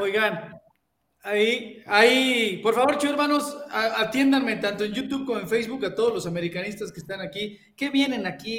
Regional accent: Mexico City, Mexico; Ustedes saben que yo soy chilango. Yo soy chilango.

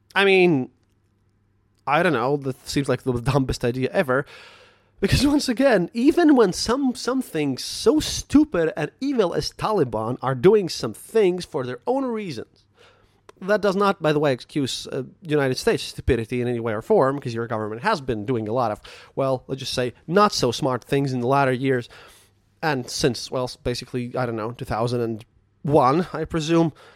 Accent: Latvia

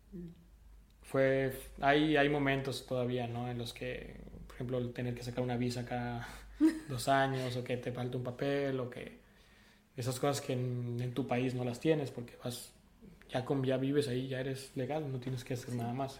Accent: Sonora, Mexico; moved away as an adult; now in France; yo crecí en Sonora

